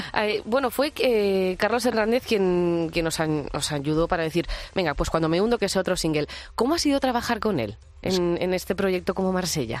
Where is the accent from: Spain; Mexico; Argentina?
Spain; Pamplona, Navarre; moved away as an adult; now in Madrid, Spain; yo soy pamplónica y siempre, todavía no estoy ni empadronada aquí, llevo 11 años